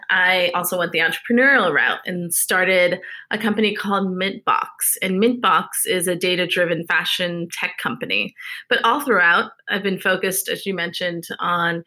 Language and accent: English; New York, United States; moved away as an adult; now in Dallas, United States; I'm from New York, but I escaped and I tried to escape COVID, came to Dallas